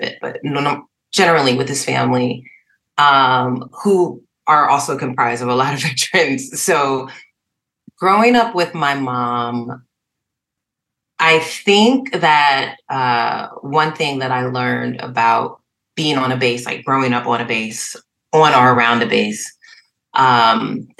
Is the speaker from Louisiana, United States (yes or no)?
no; Trenton, New Jersey, United States; I was born in Trenton, New Jersey, at Mercer County Hospital